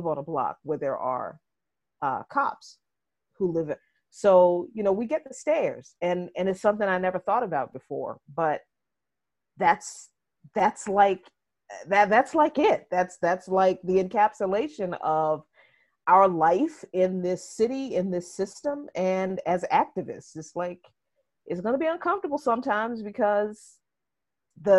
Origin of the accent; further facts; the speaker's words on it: Washington, District of Columbia, United States; also born or lived in Jarratt, Virginia; I grew up in this city since I was 6 years old